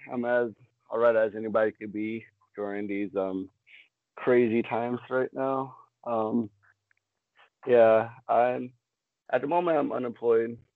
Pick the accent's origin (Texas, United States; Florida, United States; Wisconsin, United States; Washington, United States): Florida, United States; Fort Lauderdale; also born or lived in West Palm Beach, Florida / Maryland; I was born and raised in West Palm Beach, Florida. Lived up in Maryland for a couple of years, and then after Hurricane Wilma, I moved down to Broward Fort Lauderdale, and I ended up going to middle school and high school there